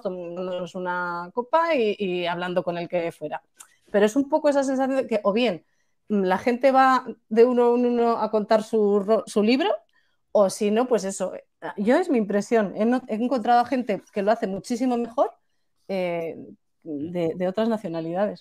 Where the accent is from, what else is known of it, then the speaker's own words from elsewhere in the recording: Spain; cuando somos españoles o incluso mediterráneos